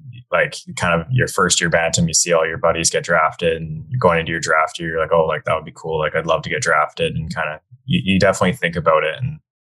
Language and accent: English; Whistler, British Columbia, Canada; I grew up in Whistler, BC.